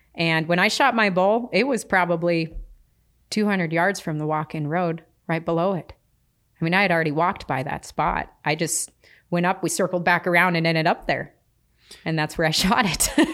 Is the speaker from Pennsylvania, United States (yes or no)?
no; Philipsburg, Montana, United States; I grew up in, you know, Phillipsburg, Montana, tiny little town, uh, with my grandmother